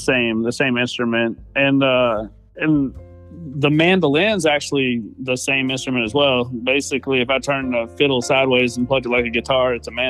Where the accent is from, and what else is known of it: Nashville, Tennessee, United States; born or raised there; moved away